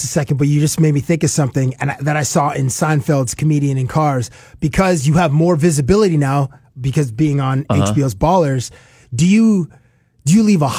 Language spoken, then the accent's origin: English; Canada; I'm a Canadian, obviously. We're here in Toronto